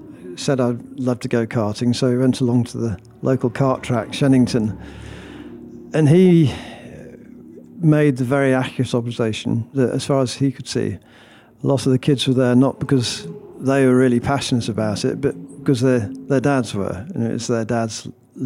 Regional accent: Stratford-upon-Avon, West Midlands, United Kingdom; accent: Brummie; from Stratford, where I grew up

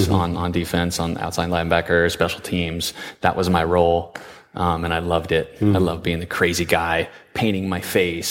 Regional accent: San Diego, California, United States; I was born here in San Diego, born and raised, lived here my whole life

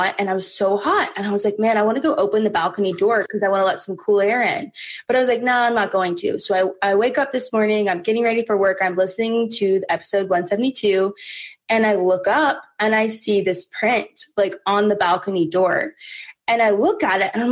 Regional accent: Oklahoma City, Oklahoma, United States; I'm from Oklahoma City

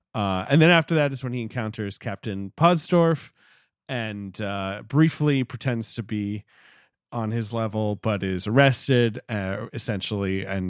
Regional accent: England, United Kingdom; I am English

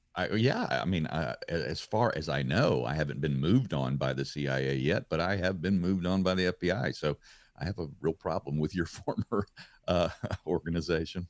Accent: Louisiana, United States; being home in my home state of Louisiana

